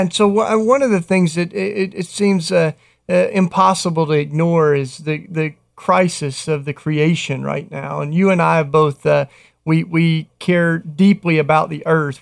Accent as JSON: {"language": "English", "region": "Tennessee", "country": "United States", "tie": "born or raised there", "moved": "yes", "said": "a D J in my home state of Tennessee"}